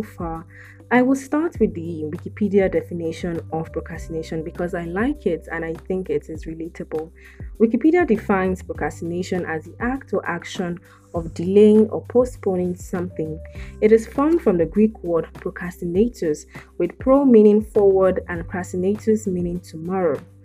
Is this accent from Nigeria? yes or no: yes; South West Nigeria, Nigeria; I am from West Africa, Nigeria to be precise, and I am from the southwestern part of Nigeria.